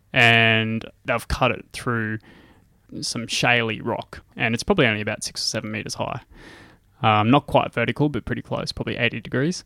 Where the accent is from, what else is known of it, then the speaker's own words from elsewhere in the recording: Gladstone, Queensland, Australia; moved away as an adult; also born or lived in Rockhampton / Nanango; now in Brisbane, Australia; I grew up in Gladstone.